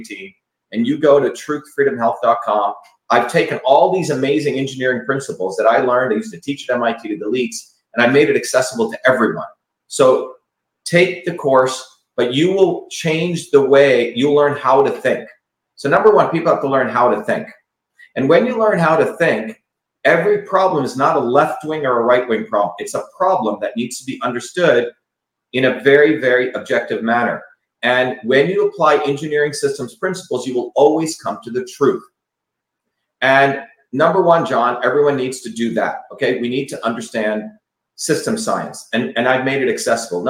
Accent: New Jersey, United States; I grew up in New Jersey, and people speak like this.

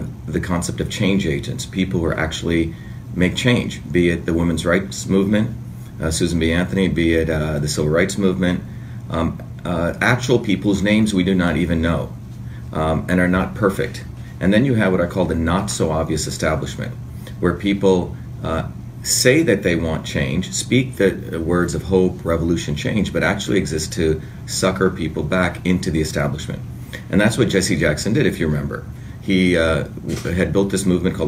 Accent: India; moved away; I was politicized as a five-year-old kid growing up in India.

